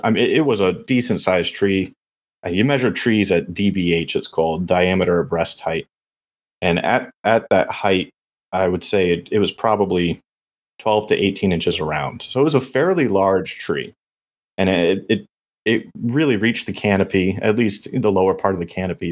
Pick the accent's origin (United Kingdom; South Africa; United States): United States; Beacon, New York; moved away as an adult; now in Texas, United States; I grew up in Beacon, New York, about an hour north of New York City